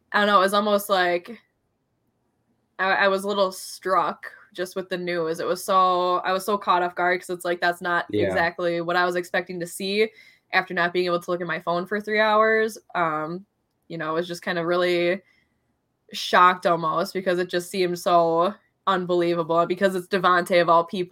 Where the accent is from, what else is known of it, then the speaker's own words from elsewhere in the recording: Minnesota, United States; also born or lived in Los Angeles; I'm from Minnesota